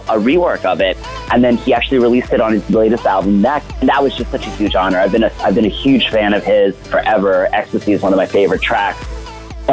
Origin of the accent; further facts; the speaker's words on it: New York, United States; moved away as an adult; now in Miami, United States; Originally, I'm from New York, and I live in Miami. I've been down here around 10 years